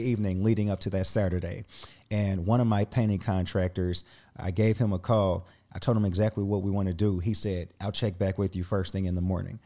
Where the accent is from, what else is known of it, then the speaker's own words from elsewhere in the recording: Indianapolis, Indiana, United States; I grew up just outside of downtown Indianapolis